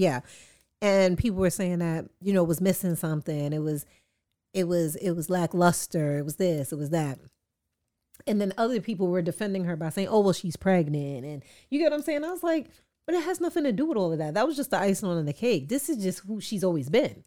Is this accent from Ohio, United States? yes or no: no; New York City, New York, United States; I'm an artist from Queens